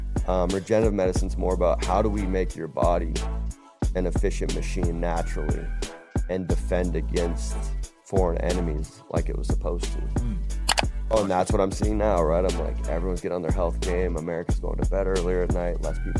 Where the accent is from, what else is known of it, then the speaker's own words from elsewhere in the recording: Montana, United States; also born or lived in Phoenix / Las Vegas / Los Angeles / Orange County; I was born and raised in the West, right?